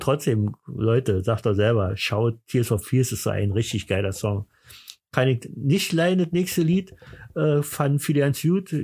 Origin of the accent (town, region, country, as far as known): East Germany, Germany